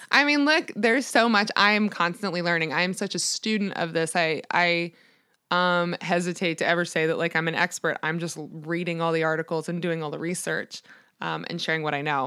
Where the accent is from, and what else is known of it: Annapolis, Maryland, United States; born or raised there